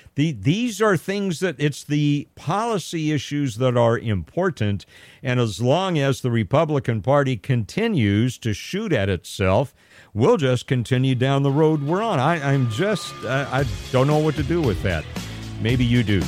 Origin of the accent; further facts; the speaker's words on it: California, United States; I was born and raised here in California